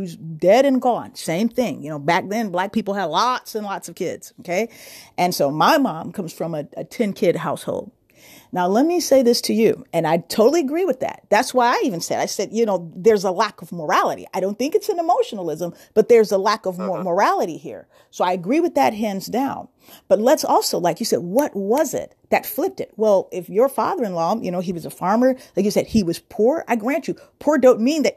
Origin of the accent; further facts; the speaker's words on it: Chicago, Illinois, United States; when I was coming up as a kid in Chicago